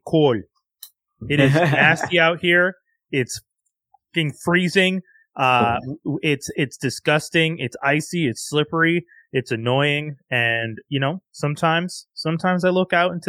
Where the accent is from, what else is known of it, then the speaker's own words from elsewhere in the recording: Montreal, Quebec, Canada; we are from Montreal